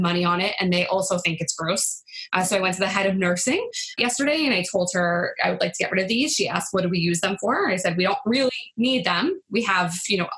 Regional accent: New York, United States; I'm from New York, which is probably the reason that we like to talk fast and just get things done

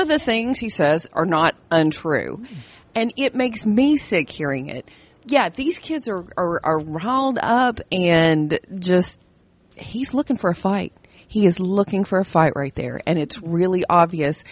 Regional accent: Kentucky, United States; we're from Kentucky

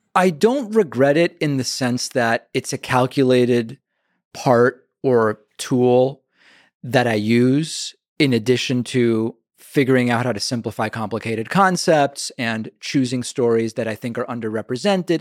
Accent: Argentina; now in United States; I'm from Argentina

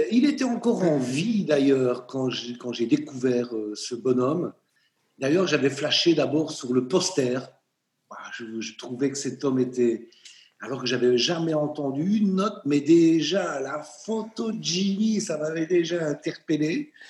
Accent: Charleroi, Wallonia, Belgium; Charleroi, ma ville natale

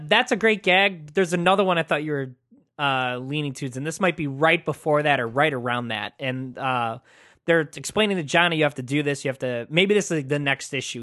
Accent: United States; I'm an American

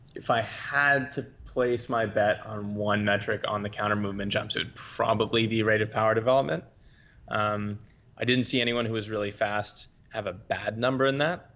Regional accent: Boston, Massachusetts, United States; moved away as an adult; also born or lived in Europe / New Zealand / Florida; I'm from Boston, Massachusetts. Grew up wrestling and playing lacrosse, your typical Northeastern United States niche sports

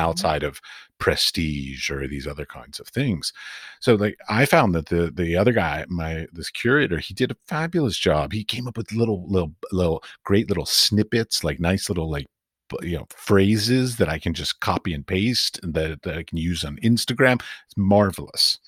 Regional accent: United States; moved away as an adult; also born or lived in Middle East; now in Europe; I'm from America. I've lived in the Middle East, and I now live in Europe

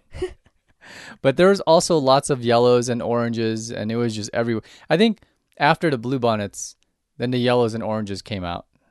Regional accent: Southern California, United States; moved away; I grew up in Southern California

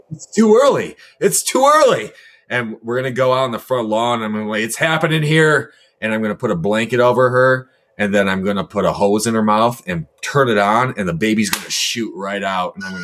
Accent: Detroit, Michigan, United States; my hometown team

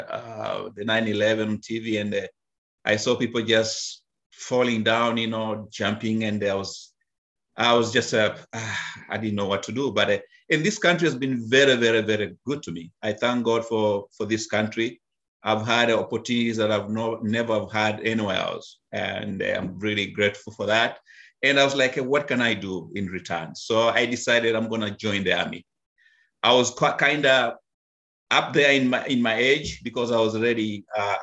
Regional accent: Kenya; moved away as an adult; now in United States; I was born and raised in Africa, Kenya.

